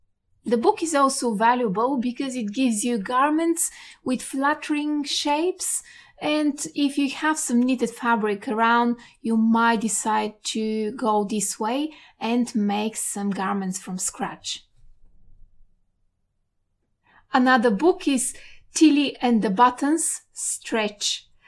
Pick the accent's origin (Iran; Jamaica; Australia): Australia; Perth, Western Australia; from Perth, Western Australia.